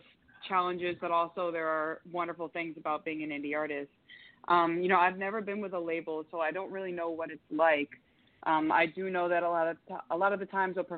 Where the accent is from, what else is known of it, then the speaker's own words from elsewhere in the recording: Yonkers, New York, United States; also born or lived in Florida; now in Miami, United States; I'm originally from Yonkers, New York, proud New Yorker, and I moved to Florida in 2005, lived a bunch of different places in Florida, currently in Miami.